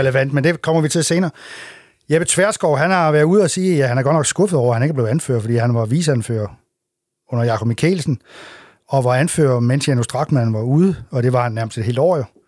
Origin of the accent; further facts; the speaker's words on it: Assens, Southern Denmark, Denmark; den kant, hvor jeg kommer fra